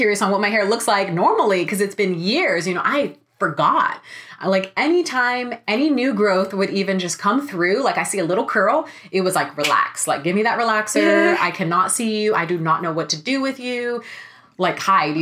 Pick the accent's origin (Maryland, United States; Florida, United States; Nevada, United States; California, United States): California, United States; Sacramento; now in Los Angeles, United States; I'm from Sacramento